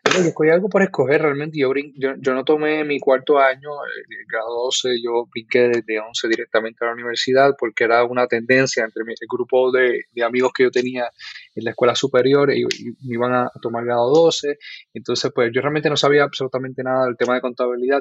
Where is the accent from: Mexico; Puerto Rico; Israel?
Puerto Rico; Guaynabo; also born or lived in Bayamón, Puerto Rico; Pues nací en Bayamón, Puerto Rico. Eh, viví casi toda mi vida en, Guaynabo, Puerto Rico. Este, y allí pues crecí